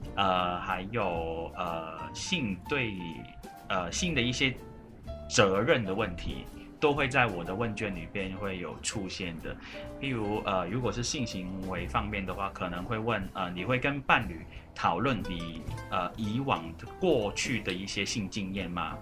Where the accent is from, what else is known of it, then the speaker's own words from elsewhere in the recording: Hong Kong; first language Cantonese; Chinese is a second language; moved away as an adult; now in Taiwan; 我是来自香港，然后来台湾读